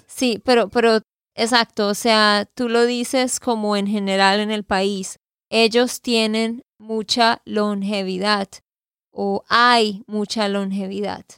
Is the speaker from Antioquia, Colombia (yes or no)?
no; Santander, Colombia; de Santander, Colombia